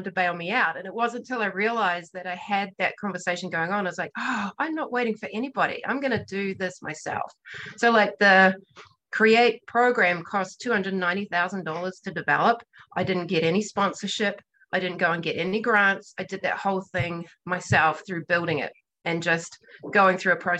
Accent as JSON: {"language": "English", "country": "New Zealand", "moved": "yes", "lives_now": "Montana, United States", "said": "I'm a New Zealander"}